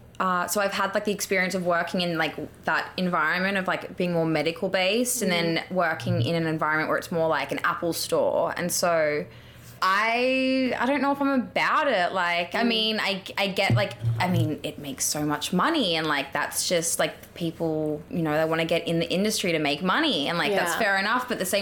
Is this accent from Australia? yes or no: yes; Australia; Like, you from New Zealand? I'm like, no, Australian.